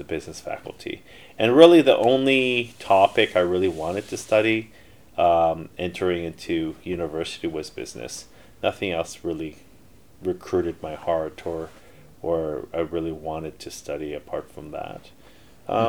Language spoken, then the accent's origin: English; Canada; first language Korean; English is a second language; also born or lived in Korea; I was born in Korea, but I came to Canada when I was 6 months old